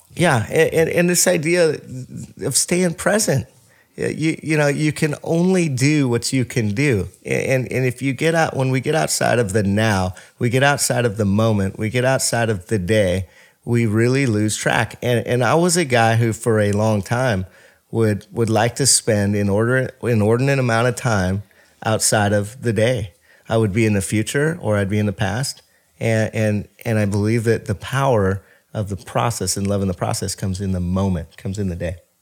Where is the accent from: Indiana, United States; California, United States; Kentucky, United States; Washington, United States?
Washington, United States; Bothell; I was born and raised in Bothell, Washington